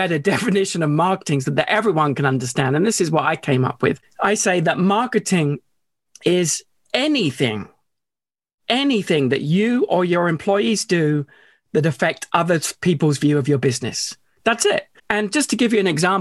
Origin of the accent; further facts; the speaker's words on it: United Kingdom; a young British school kid. I mean, I'm still British, of course